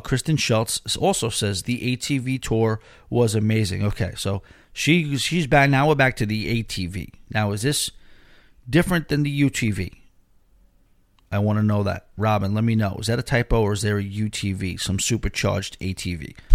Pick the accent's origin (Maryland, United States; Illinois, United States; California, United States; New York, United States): New York, United States; Long Island; I'm just from Long Island